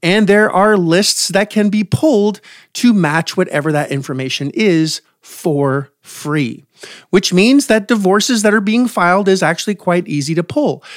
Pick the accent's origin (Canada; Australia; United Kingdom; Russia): Canada; I'm from Canada.